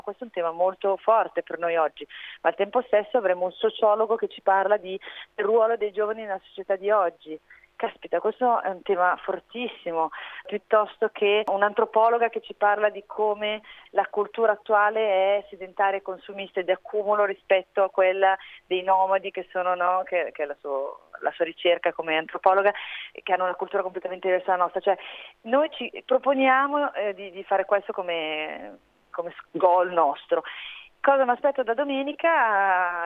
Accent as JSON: {"language": "Italian", "town": "Milan", "region": "Lombardy", "country": "Italy", "said": "sono di Milano"}